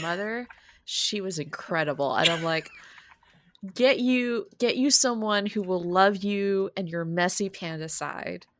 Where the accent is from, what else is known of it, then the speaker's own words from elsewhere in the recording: San Francisco, California, United States; my hometown, San Francisco